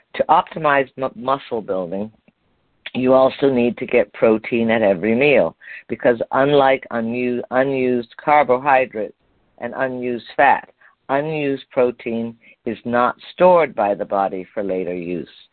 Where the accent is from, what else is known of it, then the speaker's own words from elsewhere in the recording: Montreal, Quebec, Canada; moved away; You know that's where I'm from originally. That's where I was born in Montreal